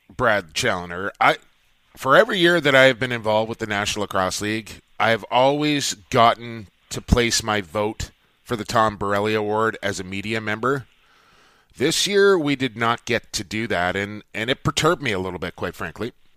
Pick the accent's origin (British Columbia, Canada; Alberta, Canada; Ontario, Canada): British Columbia, Canada; Coquitlam; it is my hometown, and I'm a very proud Coquitlam native